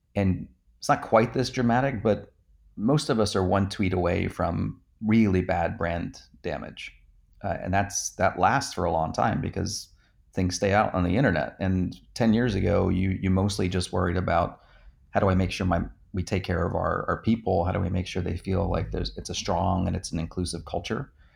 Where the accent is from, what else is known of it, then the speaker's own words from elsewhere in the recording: New Jersey, United States; I grew up in New Jersey